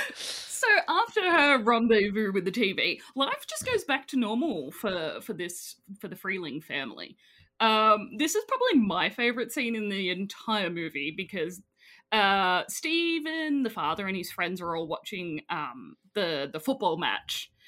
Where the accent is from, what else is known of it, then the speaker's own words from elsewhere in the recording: Australia; I'm Australian